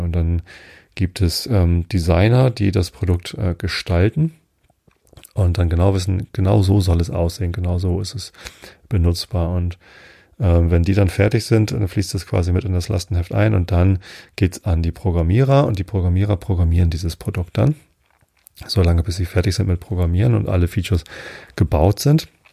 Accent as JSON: {"language": "German", "town": "Wistedt", "region": "Lower Saxony", "country": "Germany", "tie": "born or raised there", "said": "Also ich bin ja in Visted aufgewachsen. Es gehört auch hier zur Samtgemeinde Tosted."}